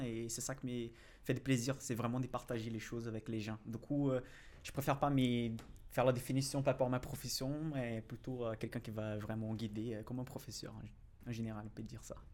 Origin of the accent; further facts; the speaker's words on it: Brazil; accent: Brazilian; French is a second language; now in France; je suis brésilien déjà, ça, ça se note euh, de mon accent